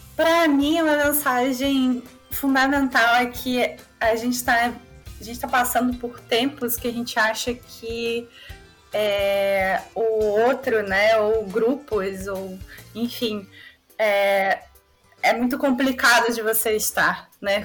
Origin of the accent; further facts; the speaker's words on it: Rio de Janeiro, Brazil; eu sou da Zona Norte